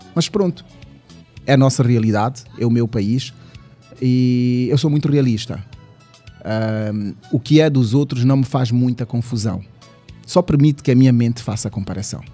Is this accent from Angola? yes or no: yes; Lubango, Huíla, Angola; also born or lived in Bibala / Tômbua; now in Luanda, Angola; Sou do Lubango até porque eu fui para o Lubango com 5 anos